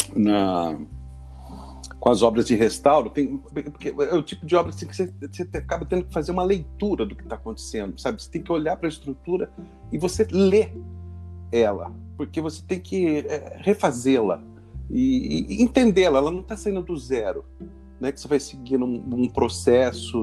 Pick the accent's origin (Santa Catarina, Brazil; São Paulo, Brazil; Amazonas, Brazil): São Paulo, Brazil; Rio Claro; moved away as an adult; now in São Paulo, Brazil; Eu sou do interior de São Paulo, né? Eu sou de Rio Claro e vim fazer faculdade aqui em 86.